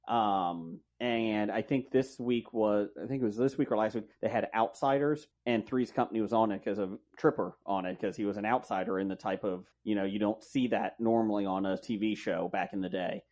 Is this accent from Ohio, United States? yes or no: yes; Cincinnati, Ohio, United States; I'm, I'm Cincinnati. I'm a Reds fan